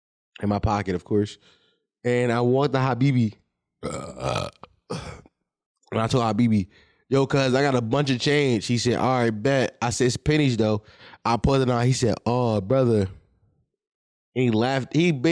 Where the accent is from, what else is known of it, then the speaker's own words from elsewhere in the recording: Philadelphia, Pennsylvania, United States; My side is I'm a Philadelphian who understands the street life